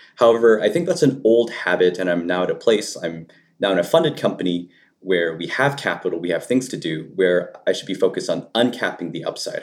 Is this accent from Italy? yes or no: no; Canada; I grew up in Canada, um, in rural parts